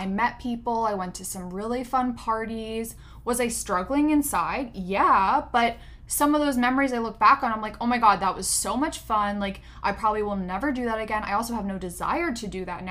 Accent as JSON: {"language": "English", "region": "Pennsylvania", "country": "United States", "also_born_or_lived": "California", "moved": "as an adult", "said": "I'm from Pennsylvania, from the East Coast"}